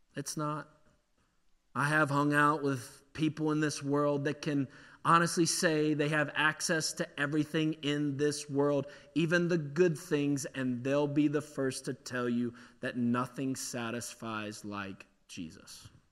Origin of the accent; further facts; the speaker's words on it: Pittsburgh, Pennsylvania, United States; accent: Yinzer; I'm from Pittsburgh. This Yinzer accent's